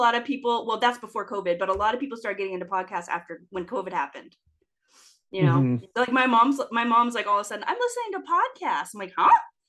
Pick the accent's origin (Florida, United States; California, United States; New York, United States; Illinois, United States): California, United States; Santa Barbara; my hometown, Santa Barbara.